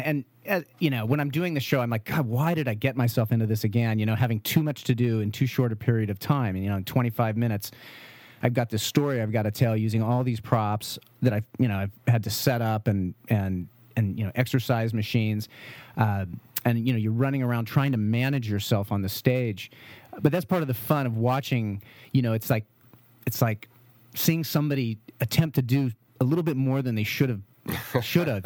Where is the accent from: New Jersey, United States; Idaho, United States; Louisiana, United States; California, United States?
California, United States; St. Helena; also born or lived in Vallejo / Berkeley / Oregon; I grew up in Saint Helena.